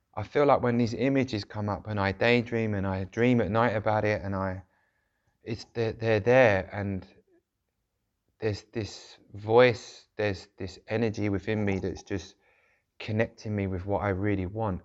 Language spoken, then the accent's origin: English; London, United Kingdom; where I grew up in South London, which was, uh, quite a rough area